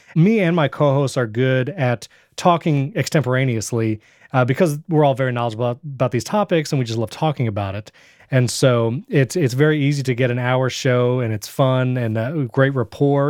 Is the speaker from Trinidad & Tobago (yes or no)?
no; Fishkill, New York, United States; moved away as an adult; also born or lived in Brooklyn, New York; now in Florida, United States; I'm originally from New York. That's where I was born and grew up.